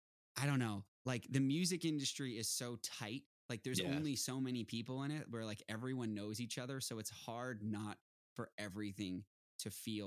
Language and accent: English; Boston, Massachusetts, United States; now in Los Angeles, United States; I'm from the East Coast. I'm from Boston